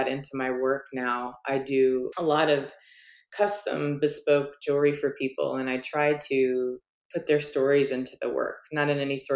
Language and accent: English; Virginia, United States; moved away as an adult; also born or lived in Oregon; now in Portland, United States; I'm from Virginia, and of course I've been in Oregon for a really long time now